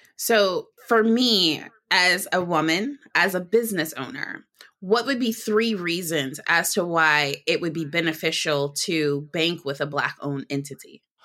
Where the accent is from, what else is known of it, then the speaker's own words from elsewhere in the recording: Detroit, Michigan, United States; detroit michigan which is my hometown